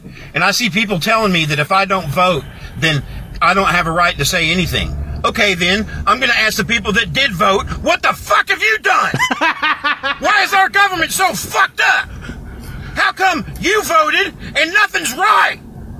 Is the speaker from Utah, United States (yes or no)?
no; North Carolina, United States; Fuck you, man. I'm from North Carolina.